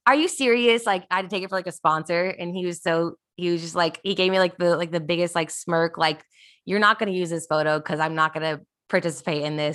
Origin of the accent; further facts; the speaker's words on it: Kansas City, United States; did you guys know that I grew up in Kansas City?